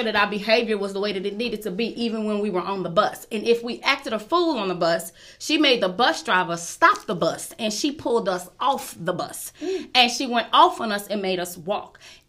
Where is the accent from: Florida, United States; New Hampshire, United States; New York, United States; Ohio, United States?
New York, United States; New York City; I was born and raised in Brooklyn, New York